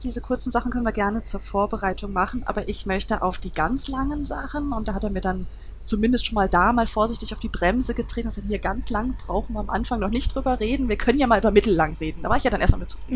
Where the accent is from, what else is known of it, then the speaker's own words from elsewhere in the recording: Duisburg, North Rhine-Westphalia, Germany; Es ist, ist meine Heimatstadt, ich komme daher